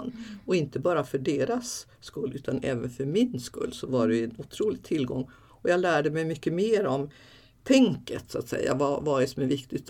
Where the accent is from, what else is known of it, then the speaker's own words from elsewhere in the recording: Backe, Jämtland, Sweden; min mamma och pappa vi bodde uppe i Backe i norra Ångermanland i, i en, ute i skogen där, liksom, i, i en by var det faktiskt